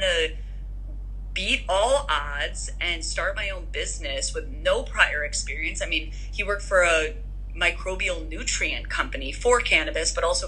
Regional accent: Midwest, United States; Like, just even where we grew up, like growing up in the Midwest, my mom has 8 siblings, you know, Persian siblings that are opinionated

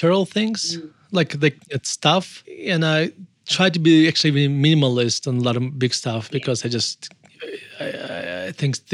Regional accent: Murmansk, Murmansk Oblast, Russia; moved away as an adult; also born or lived in United States; now in Denver, United States; we left Russia when I was 18 years old in 1991. And we moved to the United States

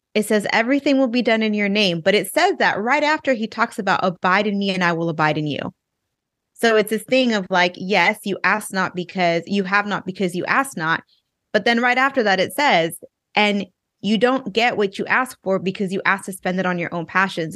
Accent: Inland Empire, Southern California, United States; moved away as an adult; also born or lived in Orange County, California; now in Texas, United States; I'm from California. I grew up in, um, the, uh, Inland Empire, for those of you who know Southern California

